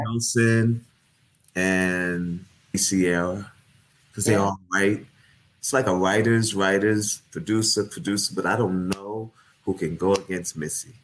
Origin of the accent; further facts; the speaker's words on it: New York, United States; I'm from New York